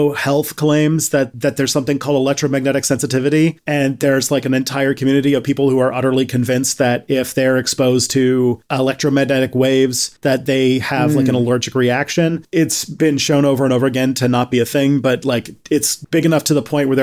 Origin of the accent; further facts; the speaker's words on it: Canada; my own country of Canada